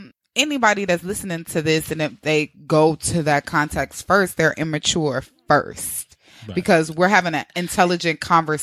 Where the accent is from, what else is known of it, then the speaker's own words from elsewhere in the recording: Midwest, United States; now in New York City, United States; I'm from the Midwest. So here you guys kind of move a little bit faster than we do.